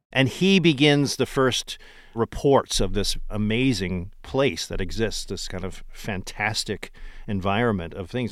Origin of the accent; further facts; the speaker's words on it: New Jersey, United States; I'm from South Jersey